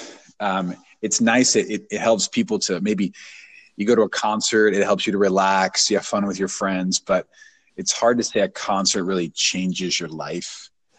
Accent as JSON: {"language": "English", "town": "St. Louis", "region": "Missouri", "country": "United States", "tie": "born or raised there", "moved": "as an adult", "lives_now": "Atlanta, United States", "said": "I'm from St. Louis, Missouri, born and raised"}